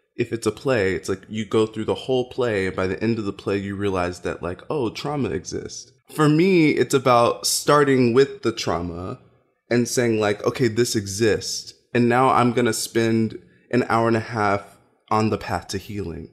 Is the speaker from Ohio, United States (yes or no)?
no; Louisville, Kentucky, United States; I grew up in Louisville, Kentucky